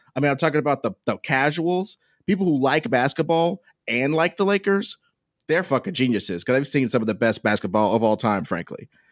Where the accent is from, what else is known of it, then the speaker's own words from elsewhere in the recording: Kansas City, Missouri, United States; in my hometown